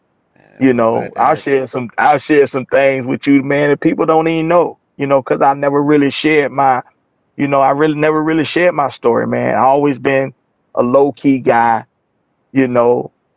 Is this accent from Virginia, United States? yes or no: yes; Portsmouth, Virginia, United States; moved away as an adult; now in Atlanta, United States; I'm doing this interview from Virginia, not Atlanta, you know, in my hometown of Portsmouth, Virginia